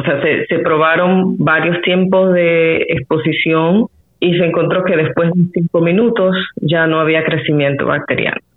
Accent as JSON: {"language": "Spanish", "country": "Panama"}